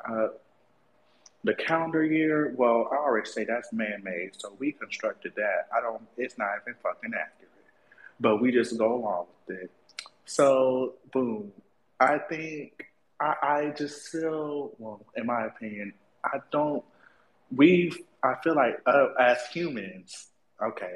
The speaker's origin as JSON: {"language": "English", "region": "Florida", "country": "United States", "said": "I'm from Florida"}